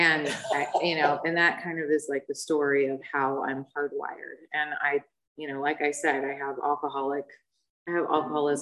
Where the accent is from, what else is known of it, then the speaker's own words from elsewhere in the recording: Newport Beach, California, United States; I grew up in Newport